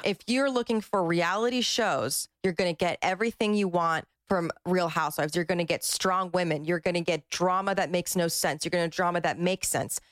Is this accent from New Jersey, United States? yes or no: yes; New Jersey, United States; I'm from Jersey